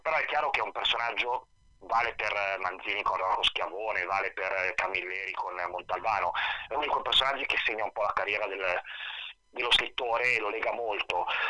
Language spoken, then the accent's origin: Italian; Milan, Lombardy, Italy; moved away as an adult; now in Bergamo, Italy; a Milano, sono cresciuto, nato a Milano, vissuto a Milano 42 anni, sono da 5 anni a Bergamo